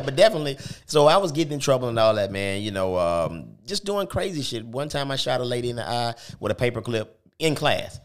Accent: Detroit, Michigan, United States; moved away; also born or lived in California / Tuscaloosa; I was born in Detroit, moved to California with my mom

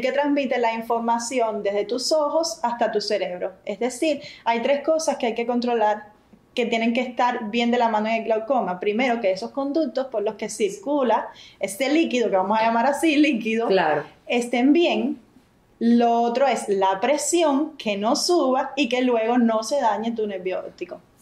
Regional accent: San José de las Lajas, Mayabeque, Cuba; Somos de San José de las Lajas. Eso queda muy cerca de La Habana

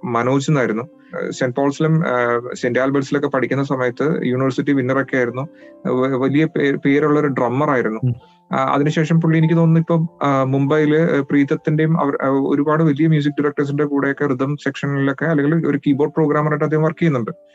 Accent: Calicut University, Kerala, India; born or raised there

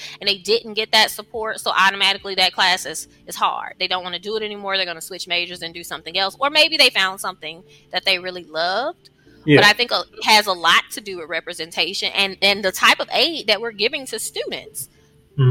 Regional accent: Mississippi, United States; I'm from Mississippi.

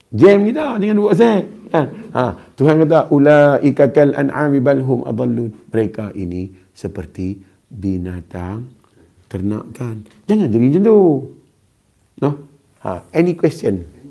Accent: Kedah, Malaysia; accent: Kedah; Saya orang Kedah. Jadi saya cakap Kedah.

